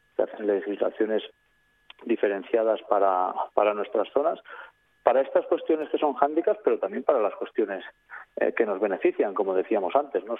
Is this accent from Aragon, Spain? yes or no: yes; Aragonese Pyrenees, Spain; mi zona, que soy del, del Pirineo Aragonés